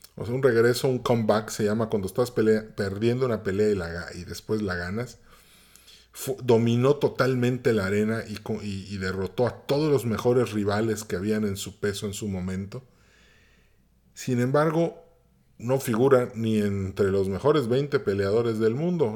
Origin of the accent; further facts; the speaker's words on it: Mérida, Yucatán, Mexico; yo nací en Mérida, Yucatán